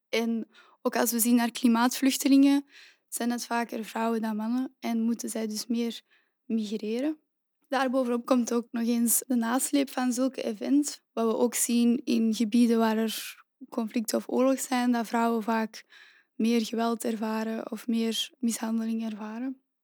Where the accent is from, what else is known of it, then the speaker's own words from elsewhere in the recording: Antwerp, Flanders, Belgium; also born or lived in Leuven; Ik ben oorspronkelijk van Antwerpen